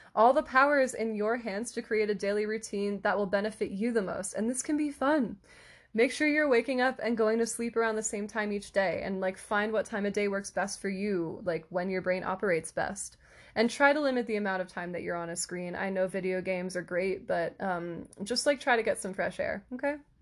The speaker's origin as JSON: {"language": "English", "area": "near Philadelphia", "region": "Pennsylvania", "country": "United States", "said": "in Philadelphia, which is where, near where I'm from"}